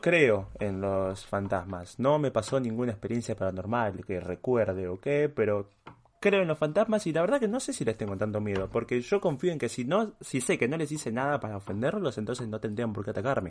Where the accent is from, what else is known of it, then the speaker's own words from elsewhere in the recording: Uruguay; also born or lived in Switzerland; yo soy uruguayo